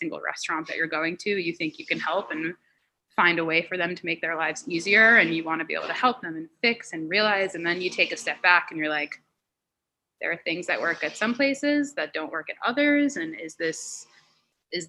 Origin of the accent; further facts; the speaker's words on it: Long Island, New York, United States; moved away as an adult; now in Washington, D.C., United States; So I'm from Long Island, New York